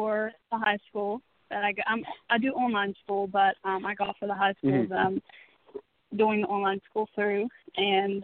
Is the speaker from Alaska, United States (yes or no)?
no; Charleston, West Virginia, United States; I'm from Charleston, West Virginia